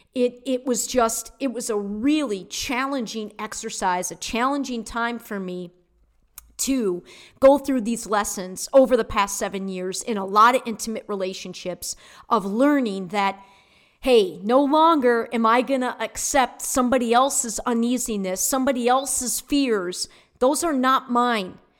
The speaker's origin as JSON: {"language": "English", "region": "Michigan", "country": "United States", "moved": "yes", "lives_now": "Florida, United States", "said": "I'm from Michigan."}